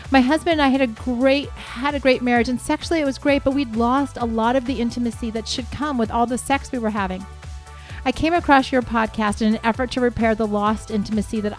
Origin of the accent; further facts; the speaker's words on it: Texas, United States; yes, I am from Texas